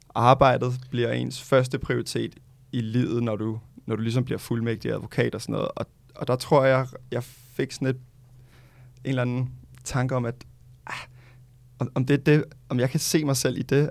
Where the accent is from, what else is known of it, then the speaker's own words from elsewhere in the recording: Gentofte, Capital Region of Denmark, Denmark; now in Amager, Copenhagen, Denmark; født og opvokset i Gentofte